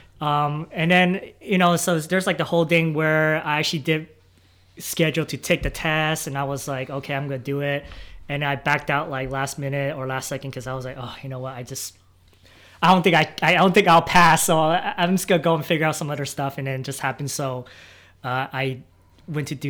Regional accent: Silicon Valley, California, United States; moved away; I'm originally from Silicon Valley

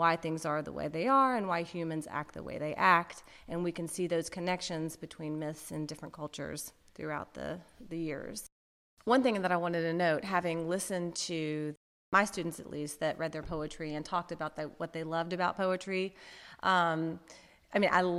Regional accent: Birmingham, Alabama, United States; moved away as an adult; also born or lived in San Francisco / Massachusetts; I'm also a Birmingham native. So I grew up in Birmingham in a suburb.

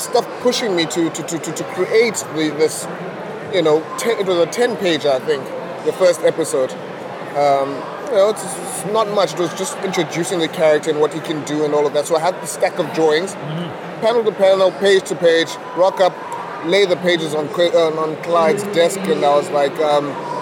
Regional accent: Butterworth, Eastern Cape, South Africa; moved away as an adult; growing up in Butterworth

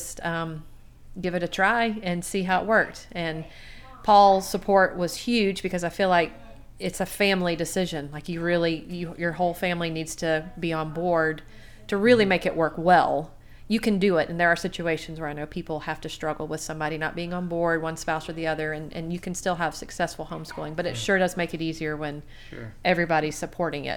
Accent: Garden City, Georgia, United States; also born or lived in South Carolina / Tennessee; I grew up in Garden City, big old Garden City, Georgia.

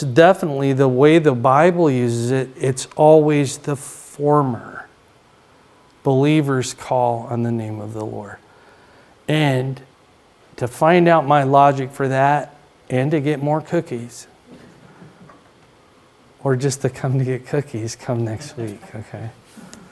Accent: Iowa, United States; we're from Iowa, but if you're from southern Iowa, you talk different

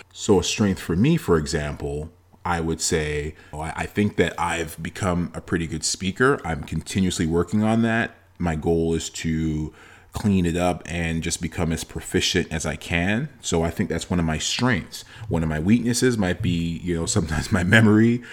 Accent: Toronto, Ontario, Canada; myself and my two siblings were born in Canada, in Toronto

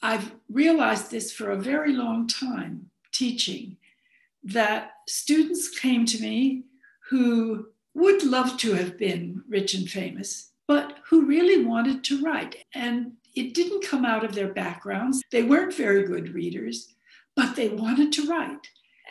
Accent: Arizona, United States; born there; also born or lived in England / Florida / Chicago / New Haven; because I was born in Arizona and never really felt that Arizona was my home

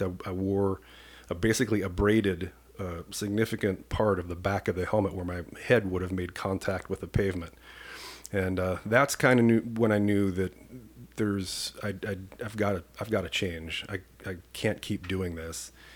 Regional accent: Washington, Iowa, United States; moved away as an adult; now in Saint Paul, United States; I grew up in a small town in Washington, Iowa, population seven thousand

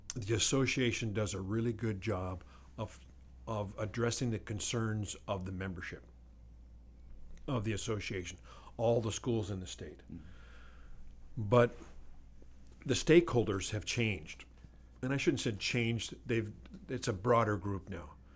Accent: Glendive, Montana, United States; moved away; my hometown back in eastern Montana

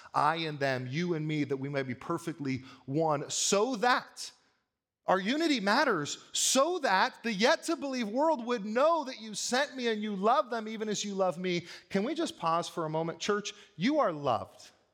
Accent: United States; I am proud sometimes to be an American

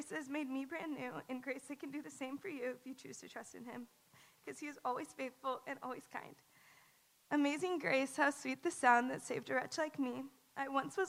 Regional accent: the Bible Belt, United States; I grew up in the Bible Belt

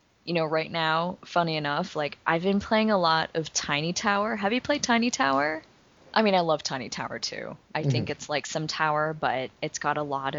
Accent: Vancouver, British Columbia, Canada; moved away as an adult; now in Philadelphia, United States; I'm from Vancouver, originally, but I've been living in Philadelphia for the past almost 6 years now

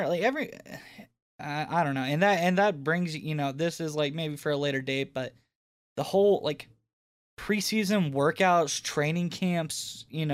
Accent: Columbia, South Carolina, United States; my hometown, Columbia, South Carolina

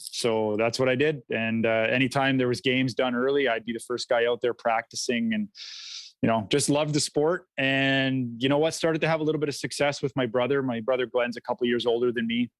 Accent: St. Albert, Alberta, Canada; I was born and raised in St. Albert, still living there with my wife and daughters

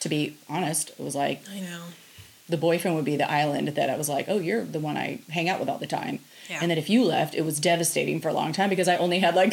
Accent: Kennewick, Washington, United States; I'm from the Tri Cities

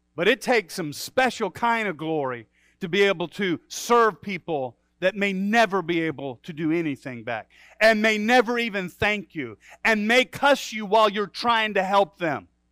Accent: Midwest, United States; also born or lived in Michigan; for a Midwesterner

